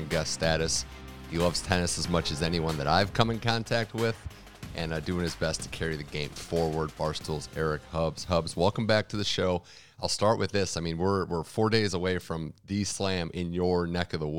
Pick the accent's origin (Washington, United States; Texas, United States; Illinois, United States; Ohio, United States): Ohio, United States; Cleveland; Cleveland, Ohio, my hometown